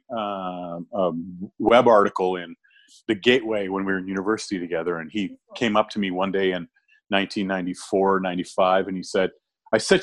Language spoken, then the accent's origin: English; Edmonton, Alberta, Canada; my hometown where I do a bunch of my shows